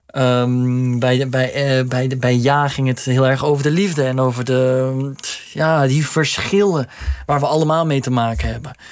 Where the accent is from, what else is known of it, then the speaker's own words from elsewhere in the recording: Netherlands; we zijn gewoon Nederlanders